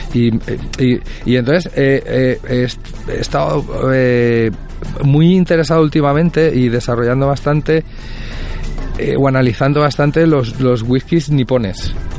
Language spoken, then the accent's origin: Spanish; Puçol, Valencian Community, Spain; yo soy de Puzol